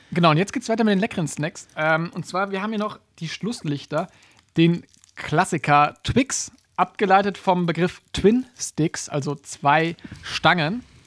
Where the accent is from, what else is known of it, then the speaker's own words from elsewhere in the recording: Germany; uns als Deutsche oder als, als, als Leute aus dem Dachmarkt